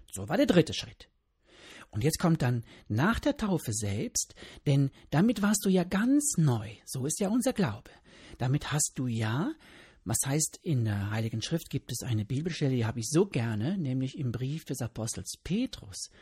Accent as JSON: {"language": "German", "country": "Germany", "said": "hier bei uns in Deutschland"}